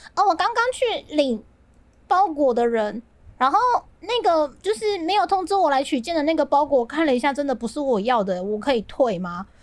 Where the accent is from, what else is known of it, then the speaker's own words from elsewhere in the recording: southern Taiwan, Taiwan; 我是南部人嘛，我们都会去新爵江或是旧爵江